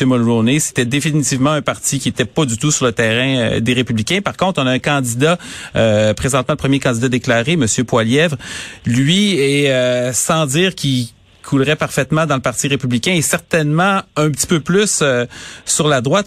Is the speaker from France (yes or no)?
no; Quebec City, Quebec, Canada; je viens de Charlebourg, j'ai grandi à Charlebourg, ah j'ai passé 30 ans de ma vie là